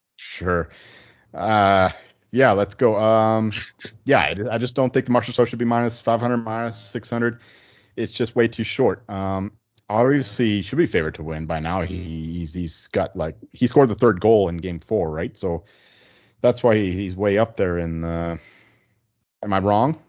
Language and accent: English; Chilliwack, British Columbia, Canada; also born or lived in Abbotsford; I grew up in Chilliwack, which is the town next door, and I lived a few years in Abbotsford as well